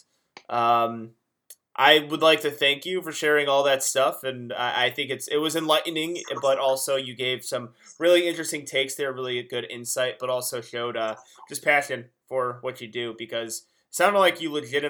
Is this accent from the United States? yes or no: yes; Illinois, United States; moved away; I'm originally from Illinois